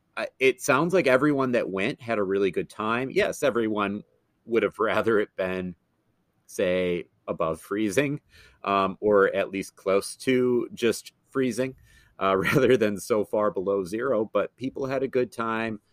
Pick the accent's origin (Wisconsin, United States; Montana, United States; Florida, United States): Wisconsin, United States; Madison; moved away as an adult; now in Twin Cities, United States; went back to my hometown of Madison